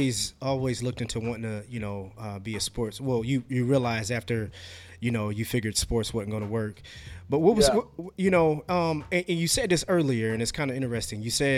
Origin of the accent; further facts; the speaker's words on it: Marion, Indiana, United States; cause I'm from Marion, Indiana